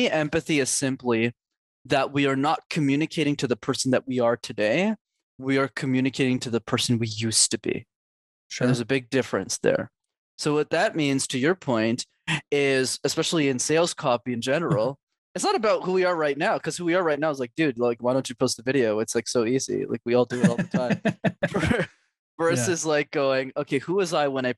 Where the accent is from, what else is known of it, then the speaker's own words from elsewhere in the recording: Montreal, Quebec, Canada; I grew up in Montreal